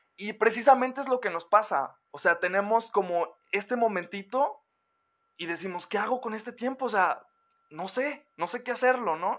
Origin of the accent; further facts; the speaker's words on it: Mexico; como mexicanos y como latinoamericanos